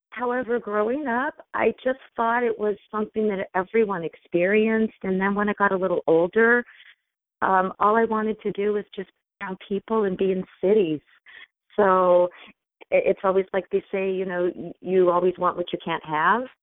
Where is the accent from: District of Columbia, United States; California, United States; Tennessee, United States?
District of Columbia, United States; Washington; born there; also born or lived in Grand Canyon, Arizona; Well, I was born in Washington D.C. and within a few short months, we moved to the Grand Canyon, and we lived in national parks for most of my childhood.